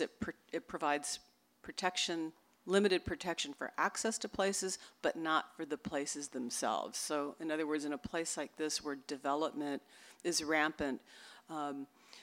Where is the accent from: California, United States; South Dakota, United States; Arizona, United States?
California, United States; Los Angeles; moved away; I was born and raised in Los Angeles